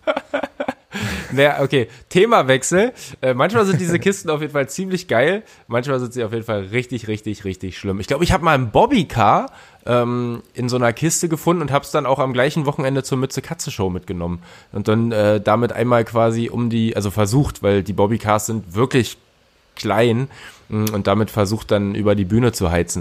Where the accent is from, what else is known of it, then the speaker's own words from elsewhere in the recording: Berlin, Germany; für mich, der äh, tatsächlich auch als Berliner